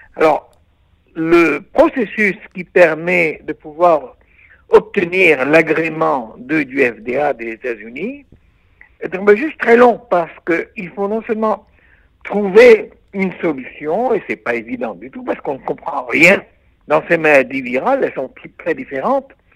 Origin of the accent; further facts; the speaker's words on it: Israel; chez nous en Israël